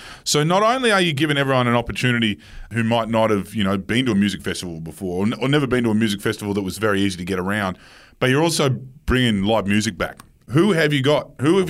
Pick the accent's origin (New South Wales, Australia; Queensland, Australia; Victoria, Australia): Queensland, Australia; as a Queenslander